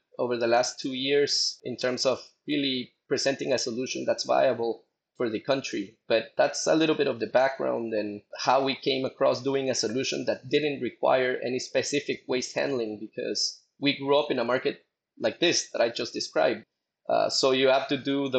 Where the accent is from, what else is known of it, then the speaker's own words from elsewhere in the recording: Guatemala; also born or lived in Boston; I grew up in Guatemala, lived here my whole life up until I went to college in Boston